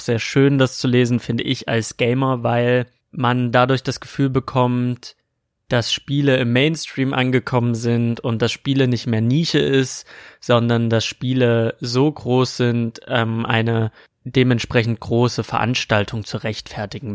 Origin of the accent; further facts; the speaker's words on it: Saxony, Germany; accent: Saxon; Mit meinem sächsischen Akzent